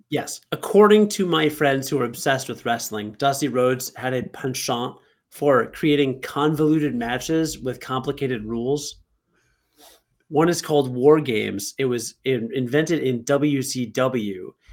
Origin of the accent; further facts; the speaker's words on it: Rockford, Illinois, United States; in Rockford at Martin Luther King Junior Elementary School